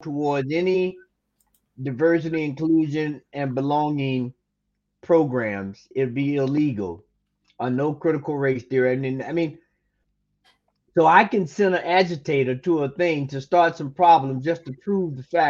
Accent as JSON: {"language": "English", "town": "Tallahassee", "region": "Florida", "country": "United States", "tie": "born or raised there", "said": "my hometown of Tallahassee"}